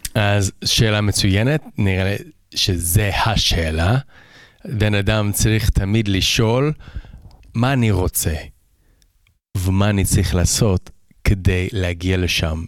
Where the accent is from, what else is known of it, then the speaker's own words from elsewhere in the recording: Toronto, Ontario, Canada; Hebrew is a second language; also born or lived in Vancouver Island, British Columbia; now in Israel; אני גדלתי בקנדה